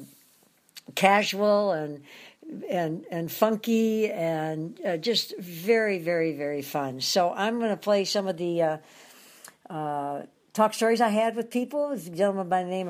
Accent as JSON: {"language": "English", "town": "Detroit", "region": "Michigan", "country": "United States", "tie": "born or raised there", "also_born_or_lived": "Grosse Pointe, Michigan", "moved": "as an adult", "lives_now": "Hawaii, United States", "said": "I'm in downtown Detroit this week, my hometown"}